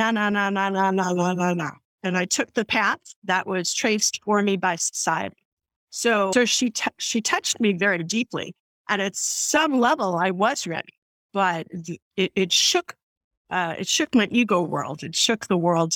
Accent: New York City, New York, United States; I'm from the Bronx

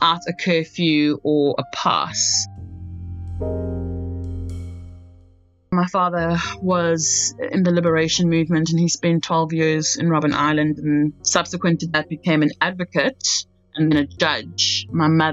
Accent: Port Elizabeth, Eastern Cape, South Africa; moved away as an adult; also born or lived in New York City; now in New York, United States; I am originally from Port Elizabeth, South Africa. I currently live in New York

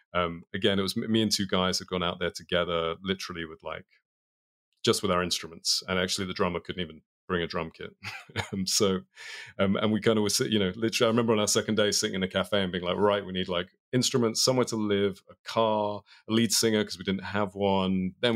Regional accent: London, United Kingdom; Yeah, I mean, if you've spent any time in London, it was a lot of rain, a lot of talking about football, a lot of eating bad English food.

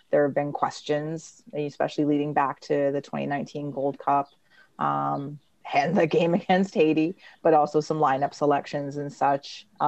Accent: Canada; And being Canadian soccer supporters and having had that affect Canadian soccer at least once or many, many times in the past.

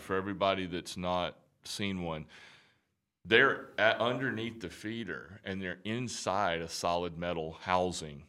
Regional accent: Alabama, United States; moved away; So, I'm from Bama. I'm from Alabama originally.

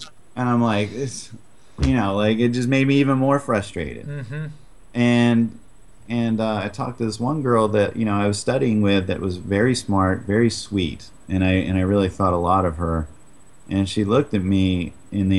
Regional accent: New England, United States; I grew up in New England

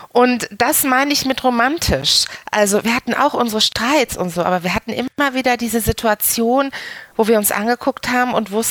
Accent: Dortmund, North Rhine-Westphalia, Germany; was verbindet mich mit Dortmund? Ähm, mein, ähm, mein ganzes Leben, ne? weil ich, äh, ich bin nicht weit gekommen. ich bin immer noch hier.

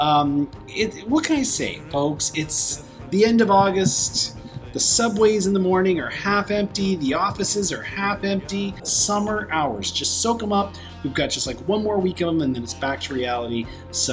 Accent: Toronto, Ontario, Canada; my hometown of Toronto, Canada

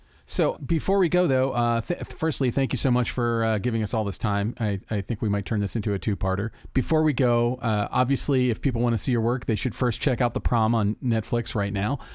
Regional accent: Florida, United States; growing up in Florida

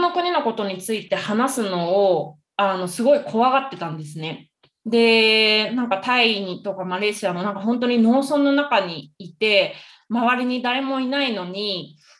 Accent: Tokyo, Japan; moved away as an adult; now in Colombia; 東京です

